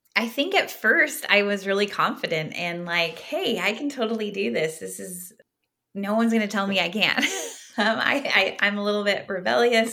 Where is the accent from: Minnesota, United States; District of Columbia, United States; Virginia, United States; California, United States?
California, United States; Southern; I grew up in Southern California